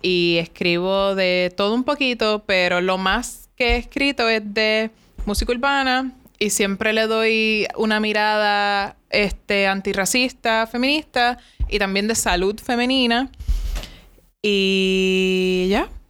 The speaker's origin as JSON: {"language": "Spanish", "town": "Cabo Rojo", "country": "Puerto Rico", "said": "yo soy de Cabo Rojo"}